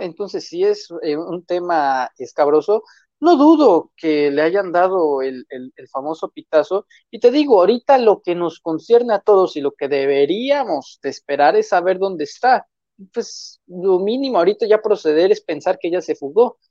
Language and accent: Spanish; Tamaulipas, Mexico; soy de origen tamaulipeco